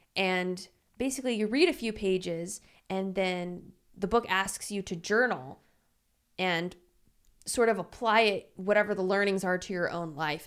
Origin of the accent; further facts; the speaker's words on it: Louisiana, United States; now in Los Angeles, United States; I'm from Louisiana, which is super humid.